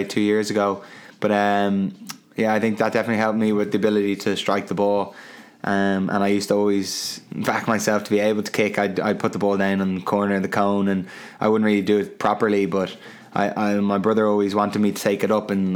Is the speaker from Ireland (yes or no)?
yes; Dublin, Leinster, Ireland; I'm from Terenure, I try to say I'm from Crumlin, the tough area